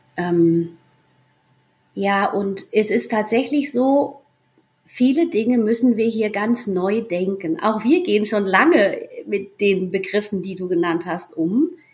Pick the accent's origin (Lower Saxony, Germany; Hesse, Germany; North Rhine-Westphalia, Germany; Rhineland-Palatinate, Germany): Hesse, Germany; near Giessen; moved away as an adult; also born or lived in Argentina / Reichelsheim; Wir kommen aus Gießen, aus der Nähe von Gießen in Hessen, kennen uns schon aus der Schule